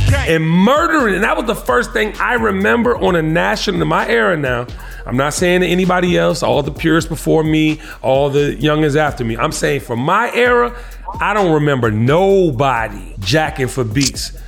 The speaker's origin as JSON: {"language": "English", "town": "Washington", "region": "District of Columbia", "country": "United States", "said": "I'm from Washington, D.C."}